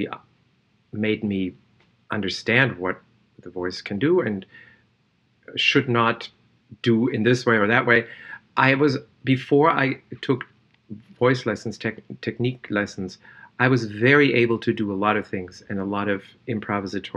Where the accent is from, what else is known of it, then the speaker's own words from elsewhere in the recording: Germany; I was born in Germany.